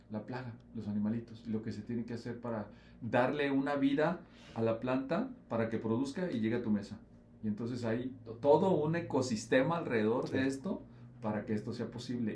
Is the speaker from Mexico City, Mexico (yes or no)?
no; Jalisco, Mexico; Yo soy de Jalisco